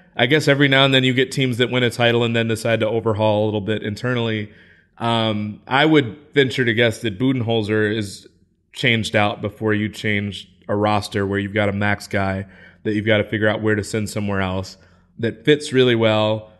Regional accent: Midwest, United States; I'm from the Midwest

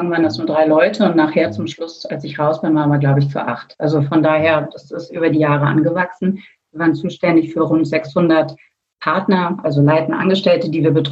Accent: Berlin, Germany; also born or lived in France; Also als ich äh, 89 Abi gemacht habe, noch in Westberlin, ähm, kurz danach fiel die Mauer, gerade als ich mal als Berlinerin hier rausgekommen bin, nämlich ein Jahr in Frankreich

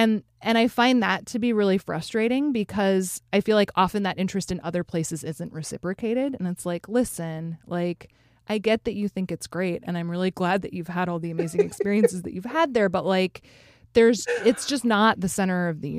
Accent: Alaska, United States; I grew up in Alaska

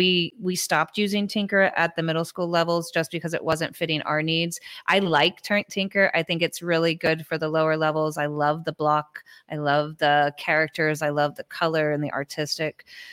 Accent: Peru; English is a second language; now in United States; I was teaching, you know, what I came from Peru. I did a lot of robotics with Lego Mindstorms.

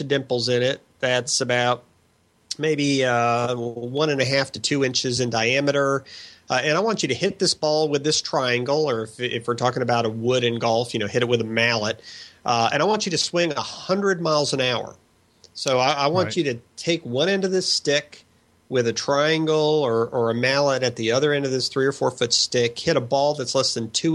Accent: North Dakota, United States; I grew up playing in North Dakota, actually, when I was in elementary school.

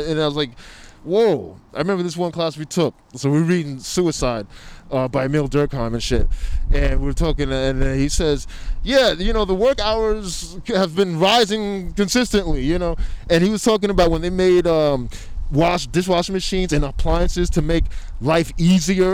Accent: New York, United States; moved away as an adult; also born or lived in Brooklyn; we're both from New York

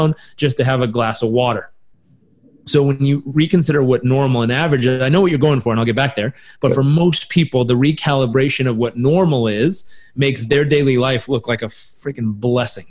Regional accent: Southern California, United States; I grew up in Southern California

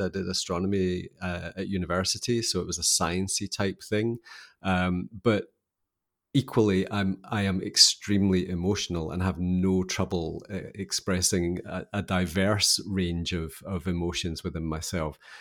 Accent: Scottish Highlands, Scotland, United Kingdom; So I grew up in Scotland, in the kinda highlands of Scotland.

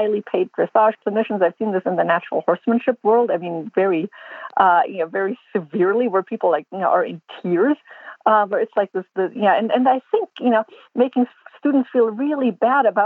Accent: Germany; now in United States; I grew up in Germany and I got yelled at a lot as a child in group lessons on lesson horses.

